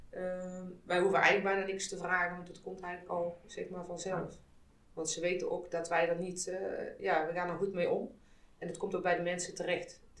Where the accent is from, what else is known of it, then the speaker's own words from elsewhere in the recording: Austria; Ik ben in Oostenrijk geboren en getogen.